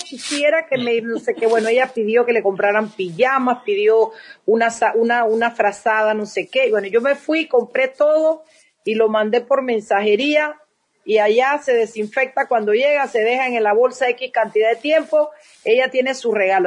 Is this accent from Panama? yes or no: yes; Panama; somos los panameños